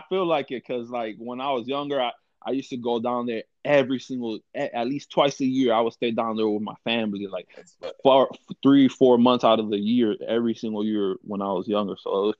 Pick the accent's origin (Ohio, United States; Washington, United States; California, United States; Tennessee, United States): Ohio, United States; Cleveland; also born or lived in Dominican Republic; as soon as they came to the United States, they came to Cleveland. And then I was born here